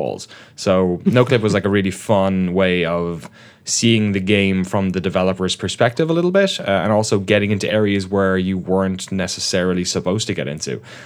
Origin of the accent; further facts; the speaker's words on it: Waterford, Munster, Ireland; moved away as an adult; also born or lived in London, United Kingdom; grew up in the southeast of Ireland, in case the accent. I know it's been dulled a bit, but it's still there.